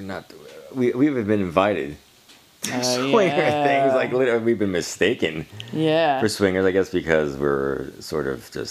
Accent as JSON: {"language": "English", "region": "East Coast", "country": "United States", "said": "basically what we really give them out is East Coast, United States."}